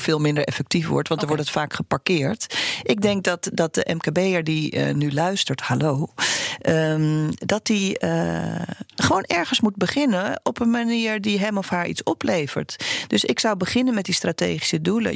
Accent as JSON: {"language": "Dutch", "country": "Uganda", "tie": "born or raised there", "moved": "yes", "lives_now": "Netherlands", "said": "ik ben in Oeganda geboren"}